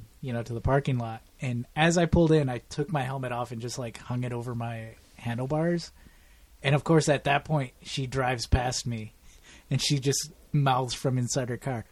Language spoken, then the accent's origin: English; Michigan, United States; Southeast Michigan.